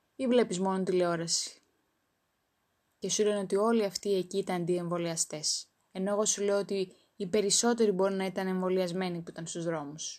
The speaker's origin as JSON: {"language": "Greek", "country": "Greece", "said": "Είμαι υπερήφανη που είμαι Ελληνίδα"}